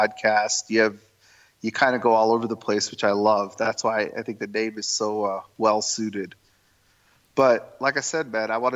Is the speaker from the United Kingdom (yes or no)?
no; Toronto, Ontario, Canada; I'm Indian. My heritage is Indian, but I'm born and raised in Canada.